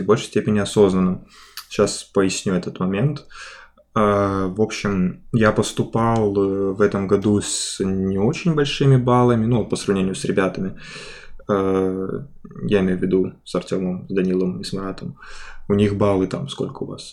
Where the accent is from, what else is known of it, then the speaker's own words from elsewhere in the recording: Khabarovsk, Khabarovsk Krai, Russia; moved away as an adult; now in Saint Petersburg, Russia; я из Хабаровска, на Дальнем Востоке